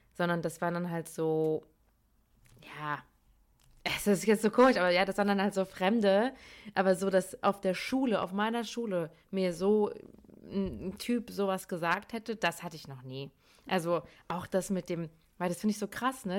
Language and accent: German; Darmstadt, Hesse, Germany; now in Cologne, Germany; ich komme eigentlich aus Darmstadt, wohne aber in Köln